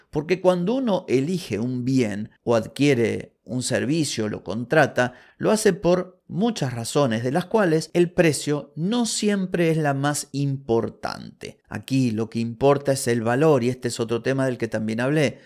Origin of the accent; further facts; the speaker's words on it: Argentina